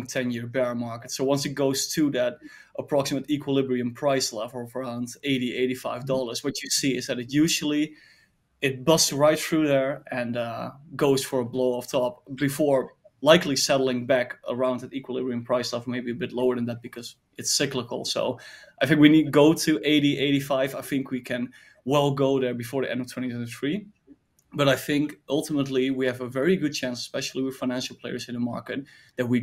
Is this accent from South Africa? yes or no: no; Netherlands; I'm from the Netherlands